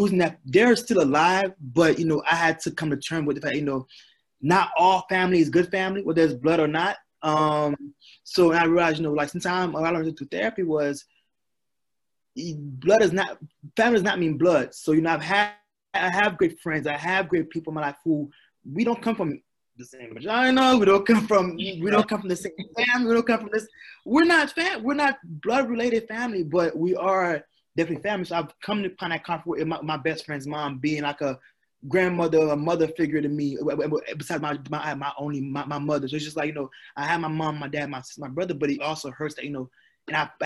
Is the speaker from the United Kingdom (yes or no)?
no; Haiti; now in United States; I'm from Haiti. We had a great job. My dad worked at a port.